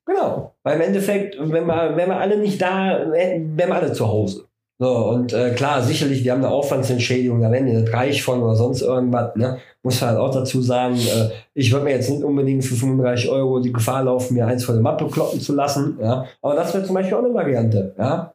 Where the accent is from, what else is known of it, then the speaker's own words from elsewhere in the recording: Germany; bei uns in Deutschland